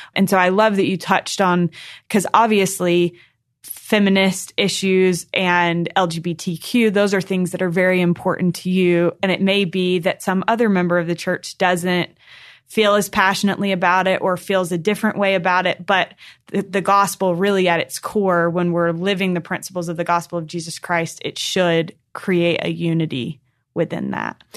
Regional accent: North Carolina, United States; I grew up in North Carolina in a really small ward

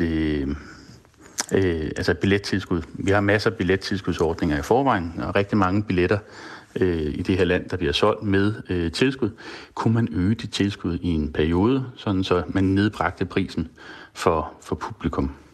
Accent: Denmark; som dansker

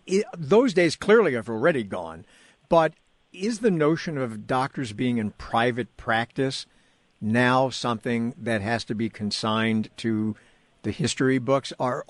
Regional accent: New York, United States; now in California, United States; when I was growing up in New York

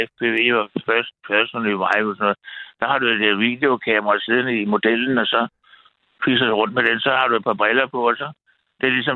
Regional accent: Frederiksberg, Capital Region of Denmark, Denmark; jeg er jo Frederiksberg-dreng. Jeg er vokset op på Frederiksberg og gået på Gottesmanns skole.

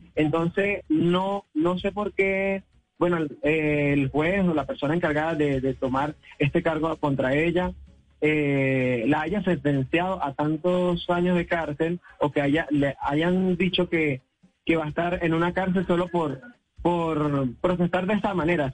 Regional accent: Venezuela; now in Colombia; nosotros realmente somos venezolanos

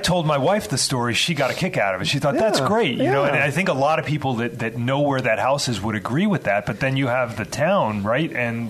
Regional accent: Chicago, Illinois, United States; I grew up in the Chicagoland area

